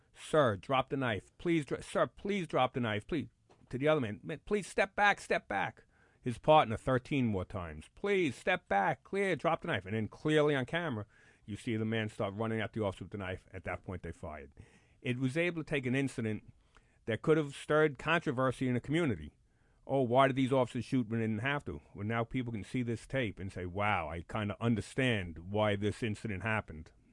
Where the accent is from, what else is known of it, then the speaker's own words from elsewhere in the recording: New York City, New York, United States; I'm a Bronx kid. Born and raised in the Bronx.